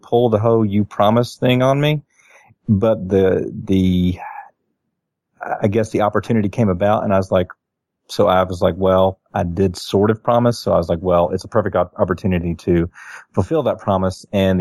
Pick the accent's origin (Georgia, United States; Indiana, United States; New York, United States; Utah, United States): Georgia, United States; moved away as an adult; also born or lived in Berlin, Germany; I'm from Georgia, and where we get 9 months of summer